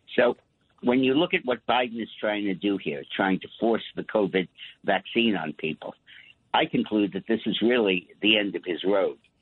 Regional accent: New York City, New York, United States; I'm a New Yorker

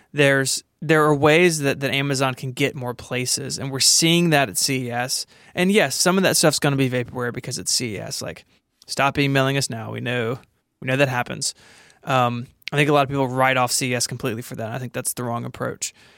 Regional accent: Tennessee, United States; I'm from Tennessee

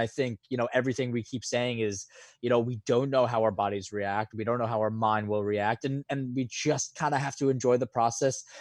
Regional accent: New York, United States; being a New Yorker

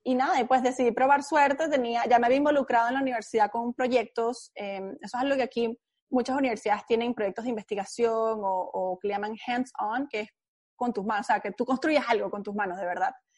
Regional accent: Caracas, Capital District, Venezuela; now in United States; soy venezolana, nací en Caracas, eh, me crié en Caracas

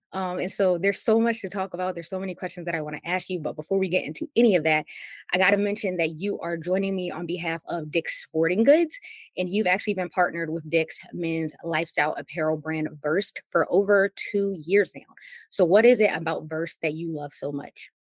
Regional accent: Maryland, United States; I'm from Maryland, and so growing up, Allen Iverson um, sometimes would be in the area

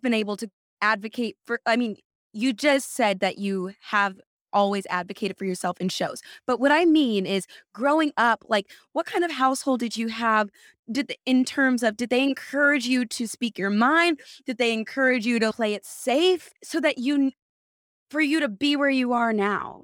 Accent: California, United States; now in New York, United States; I'm from California

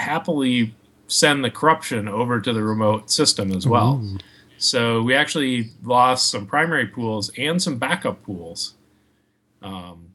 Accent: Minneapolis, Minnesota, United States; also born or lived in Bay Area, California; now in northern Wisconsin, United States; I grew up in the Twin Cities area of Minnesota

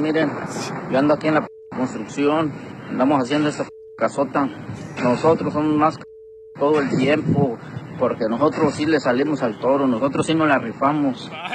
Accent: Mexico; now in United States; yo soy mexicano

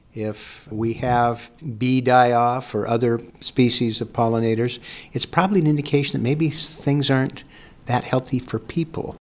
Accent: Pacific Northwest, United States; I come from the Pacific Northwest.

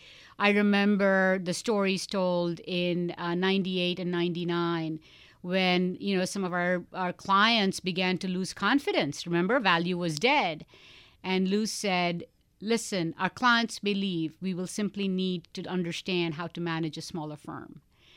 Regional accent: India; something else people don't know about me is I spent 14 years as a classically trained dancer growing up in India.

